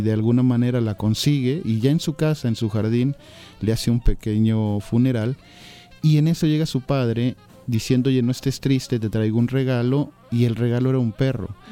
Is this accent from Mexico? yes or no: yes; Mexico; como hispanoamericanos, como mexicanos